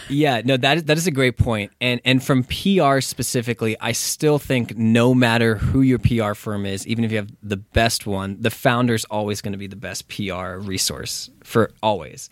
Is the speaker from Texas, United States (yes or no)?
yes; Texas, United States; moved away as an adult; now in Los Angeles, United States; I'm from Texas.